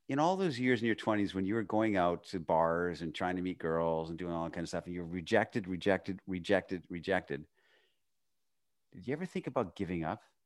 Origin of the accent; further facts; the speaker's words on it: Northern Canada, Canada; I was this poor kid growing up in Northern Canada.